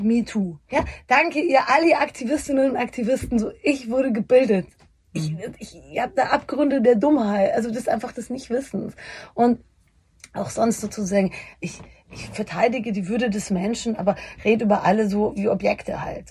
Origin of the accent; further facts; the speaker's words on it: Bavaria, Germany; ich komme aus Bayern